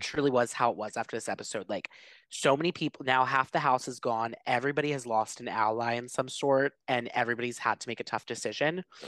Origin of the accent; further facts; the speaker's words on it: Philadelphia, Pennsylvania, United States; I come from Philly, which is a huge sports city, like, we, like, die for sports